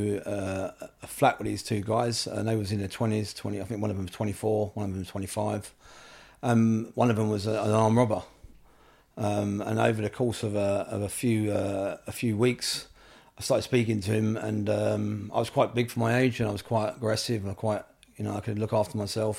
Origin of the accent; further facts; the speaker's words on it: London, United Kingdom; also born or lived in Swiss Cottage / Wiltshire; I was born in Camden Town in Royal College Street. Mm-hmm. I lived in Camden until I was about 11